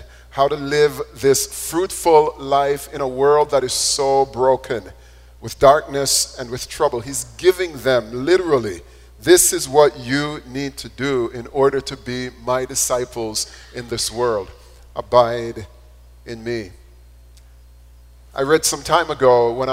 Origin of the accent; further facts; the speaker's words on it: Jamaica; When I was growing up in Jamaica